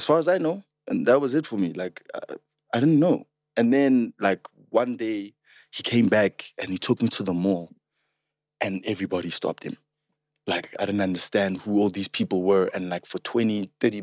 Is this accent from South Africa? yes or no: yes; the South, Gauteng, South Africa; we're all from the South